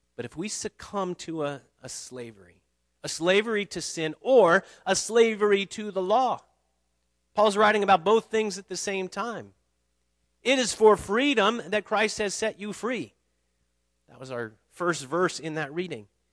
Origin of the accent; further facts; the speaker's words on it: United States; I'm an American.